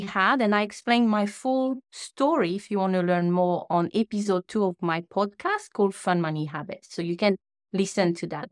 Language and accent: English; French Polynesia; first language French; English is a second language; moved away as an adult; now in New Zealand; The accent that you hear now is because I'm from Tahiti, a small island in the Pacific Ocean. So my first language is French